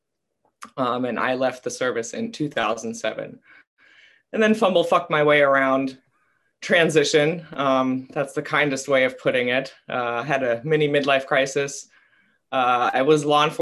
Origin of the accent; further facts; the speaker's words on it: Germany; moved away as an adult; also born or lived in Tampa, Florida; now in United States; I was raised in Germany until I was 18 years old, came to the States